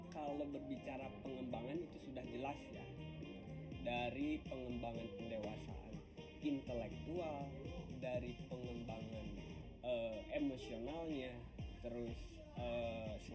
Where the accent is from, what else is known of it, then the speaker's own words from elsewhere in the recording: Kuningan, West Java, Indonesia; Asal saya sebenarnya dari Kuningan.